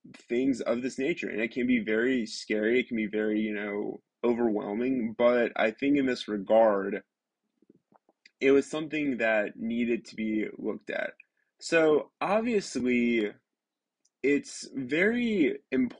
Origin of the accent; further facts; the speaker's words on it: Alabama, United States; I'm born and raised in Alabama